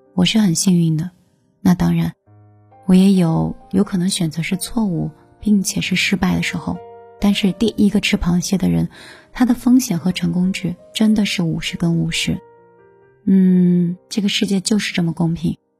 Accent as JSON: {"language": "Chinese", "country": "China", "said": "这个就是我们中国人的性情"}